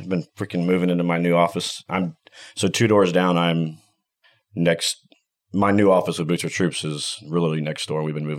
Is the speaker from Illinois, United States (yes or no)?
no; Texas, United States; I'm from Texas.